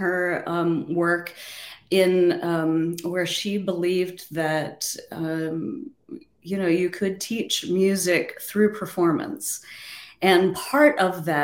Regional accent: South Central Pennsylvania, United States; moved away as an adult; also born or lived in Michigan; now in Radford, Virginia, United States; I grew up in South Central Pennsylvania to a very musical family

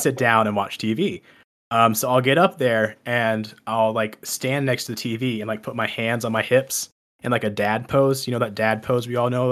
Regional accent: Texas, United States; I'm originally from Texas.

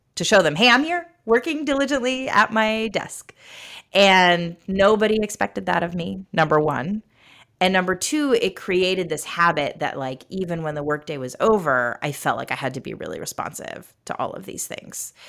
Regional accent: United States; I was growing up in America

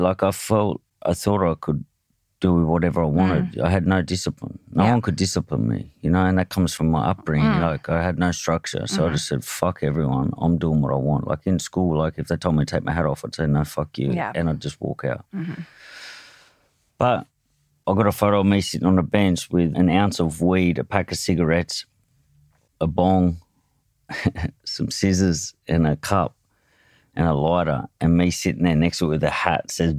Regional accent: Hobart, Tasmania, Australia; Yeah, I grew up in, I was born in Hobart, a place called Clarendonville

